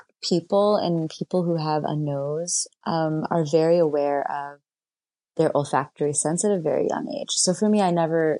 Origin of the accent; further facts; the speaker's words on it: New York, United States; And as a New Yorker, I feel like my spring and summer is being a little bit stolen from me